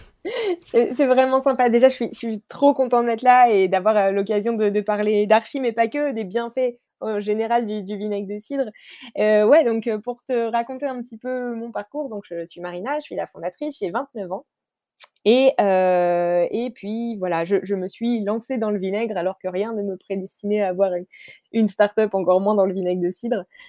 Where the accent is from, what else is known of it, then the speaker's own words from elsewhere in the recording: Normandy, France; je suis de Normandie